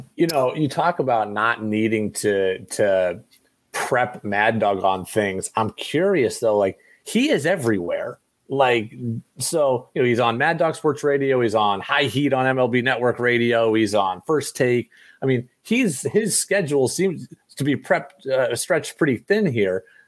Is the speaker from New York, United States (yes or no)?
yes; upstate New York, United States; I grew up in New York, but I grew up in upstate New York.